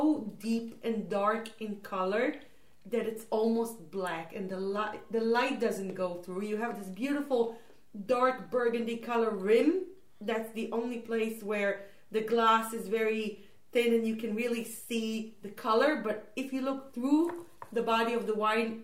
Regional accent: Israel; now in China; I'm from Israel

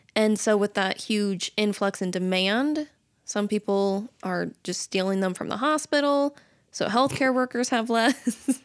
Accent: Camas, Washington, United States; moved away as an adult; also born or lived in Nampa, Idaho; now in Idaho, United States; I am from Washington in Camas

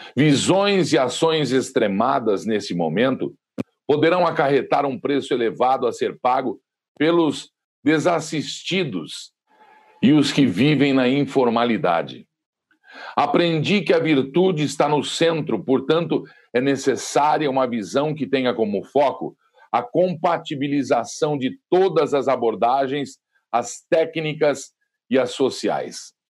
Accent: Brazil; Somos brasileiros com muito orgulho

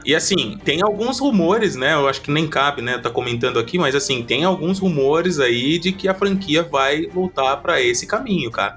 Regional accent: Cabreúva, São Paulo, Brazil; eu já não tava mais ali na minha cidade natal, né, Cabreúva

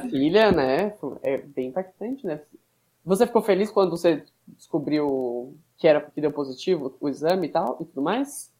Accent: São Paulo, Brazil; A gente é de São Paulo, São Paulo também

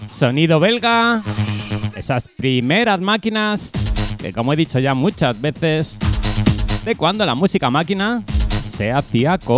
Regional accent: Elche, Valencian Community, Spain; yo soy de Elche, provincia de Alicante, y hoy he tenido el placer de pegarme un puente largo.

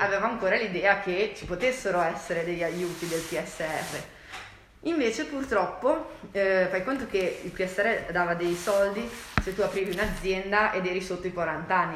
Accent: Genoa, Liguria, Italy; Siamo di Genova

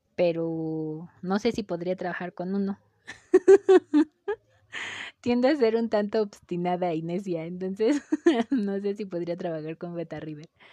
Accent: Mexico; el lenguaje que nosotros le damos tal vez como mexicanos

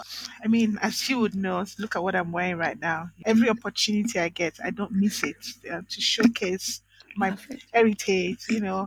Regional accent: Nigeria; first language Itsekiri; English is a second language; moved away as an adult; now in Australia; because I am Nigerian, I wouldn't say I eat a lot of Nigerian food, but when I'm home, I'm very Nigerian, right? You know, I speak my language

